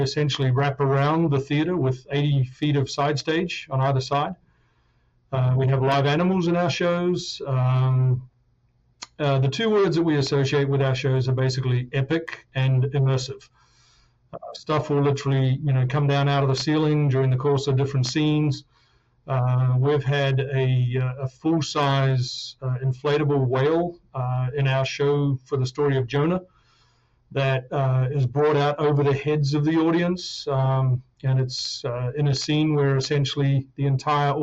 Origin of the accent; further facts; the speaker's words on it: New Zealand; moved away; also born or lived in London, United Kingdom; I grew up in New Zealand